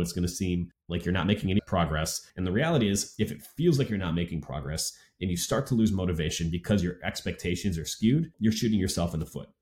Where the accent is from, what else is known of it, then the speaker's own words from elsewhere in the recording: Wisconsin, United States; growing up in Wisconsin